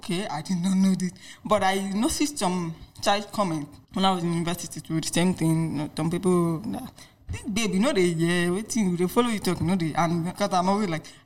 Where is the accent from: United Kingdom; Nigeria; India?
Nigeria; Lagos; also born or lived in Enugu State; I'm from Enugu State anyway, but I grew up in Lagos.